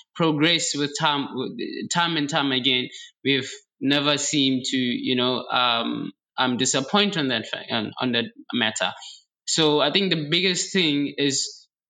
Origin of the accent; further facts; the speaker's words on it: South Africa; now in China; I'm from Africa, I'm from South Africa, in fact.